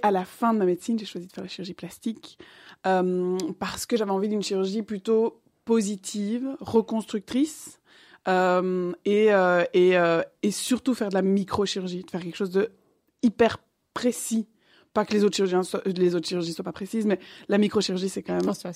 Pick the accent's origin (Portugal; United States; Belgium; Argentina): Belgium; Liège, Wallonia; moved away as an adult; also born or lived in Brussels / Paris; je suis originellement de Liège